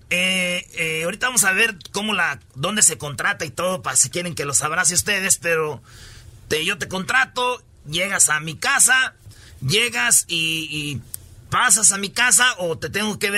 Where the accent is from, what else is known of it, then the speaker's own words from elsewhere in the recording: New Orleans, Louisiana, United States; Spanish is a second language; soy de Nueva Orleans.